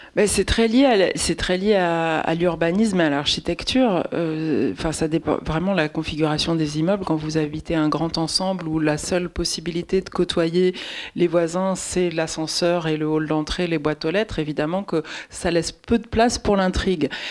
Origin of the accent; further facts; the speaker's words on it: Paris, Île-de-France, France; Ça, c'est un quartier pas très loin de là où j'ai grandi